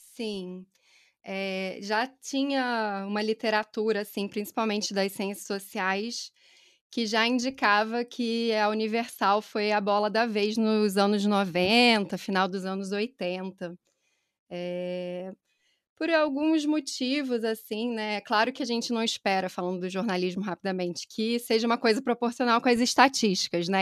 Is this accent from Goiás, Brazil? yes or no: no; Niterói, Rio de Janeiro, Brazil; accent: Rio; moved away as an adult; now in São Paulo, Brazil; Meu sotaque também vai denunciar que eu sou do Rio, nasci em Niterói, mas já estou há quase seis anos aqui em São Paulo.